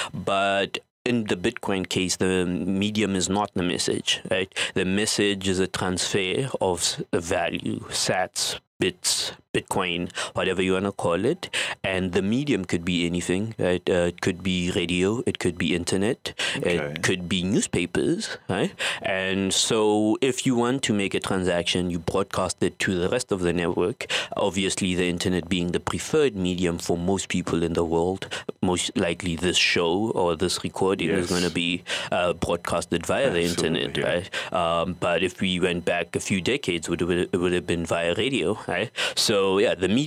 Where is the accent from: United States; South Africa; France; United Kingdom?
South Africa; from South Africa